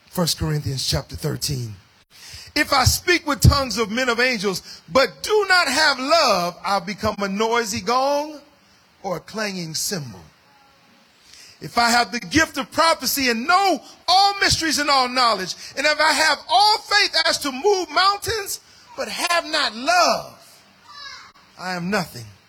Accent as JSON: {"language": "English", "country": "United States", "said": "as an African American uh, of African descent"}